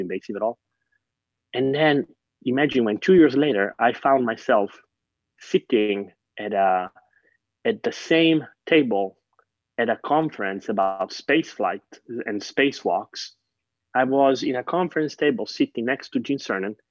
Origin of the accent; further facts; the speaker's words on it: Catania, Sicily, Italy; moved away; I grew up in Sicily and my parents were teachers